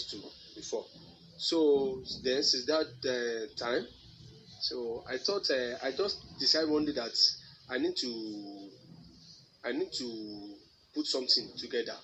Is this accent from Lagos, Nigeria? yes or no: no; Ekiti, Nigeria; I hail from Ekiti State